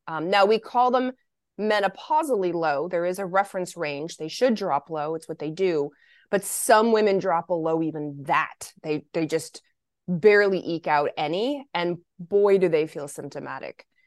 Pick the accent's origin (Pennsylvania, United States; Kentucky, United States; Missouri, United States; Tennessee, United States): Kentucky, United States; Lexington; also born or lived in Michigan; I was born in Michigan, but I was raised in Lexington, Kentucky